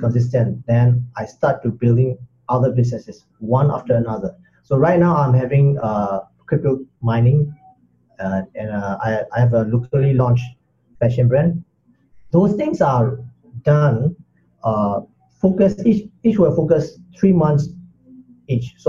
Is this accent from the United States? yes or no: no; Myanmar; moved away as an adult; also born or lived in Singapore / Sydney, Australia; I'm originally from Myanmar, and I've been living in Singapore for quite some time.